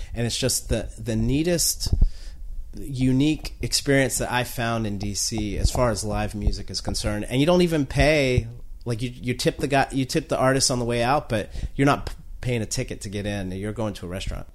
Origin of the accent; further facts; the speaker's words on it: North Carolina, United States; now in Washington, D.C., United States; I'm from North Carolina